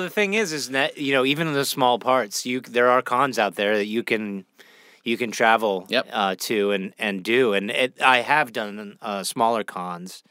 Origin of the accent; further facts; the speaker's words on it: Pittsburgh, Pennsylvania, United States; also born or lived in Toronto, Canada; I grew up uh, Pittsburgh, Pennsylvania